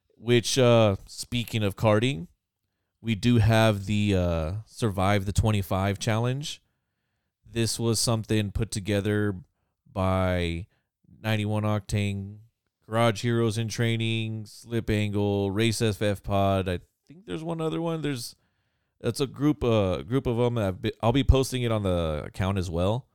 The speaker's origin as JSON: {"language": "English", "region": "California", "country": "United States", "said": "I'm Californian, so I get cold at, like, sixty"}